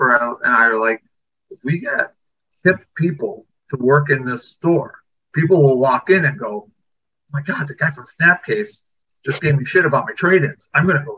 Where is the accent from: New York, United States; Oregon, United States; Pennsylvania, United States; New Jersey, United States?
New York, United States; Orchard Park; I grew up in Orchard Park, so I wasn't in the city that often.